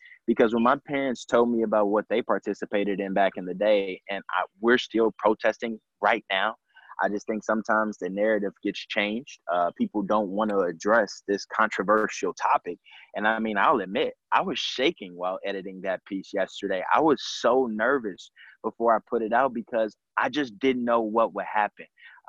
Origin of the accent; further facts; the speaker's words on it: St. Louis, Missouri, United States; being an African-American, growing up in St. Louis, I breathe.